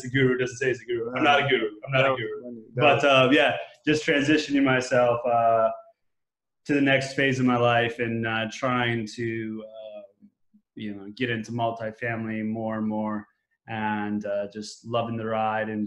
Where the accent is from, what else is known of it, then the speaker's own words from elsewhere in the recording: Denver, Colorado, United States; I'm based, born and raised in Denver, Colorado